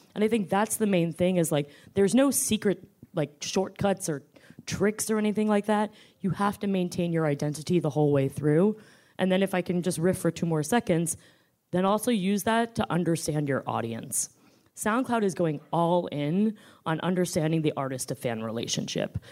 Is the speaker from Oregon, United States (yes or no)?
no; New York, United States; also born or lived in Washington, D.C.; I am a New Yorker